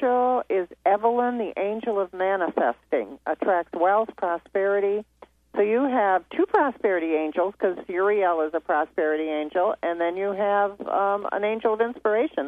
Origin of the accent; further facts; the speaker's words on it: East Grand Rapids, Michigan, United States; moved away; I'm from East Grand Rapids, born and raised, so I'm a Michigan girl, too